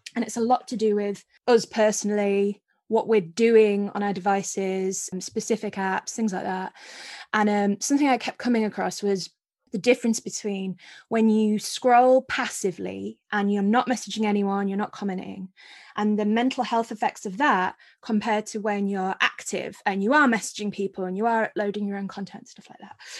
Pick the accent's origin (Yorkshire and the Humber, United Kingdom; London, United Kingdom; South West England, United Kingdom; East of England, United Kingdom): Yorkshire and the Humber, United Kingdom; Scarborough; I'm from Yorkshire and a little town called Scarborough